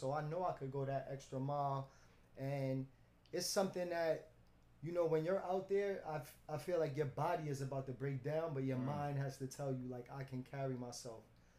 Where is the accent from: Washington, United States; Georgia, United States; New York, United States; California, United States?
New York, United States; New York City; born and raised in Brooklyn, downtown Gowanus.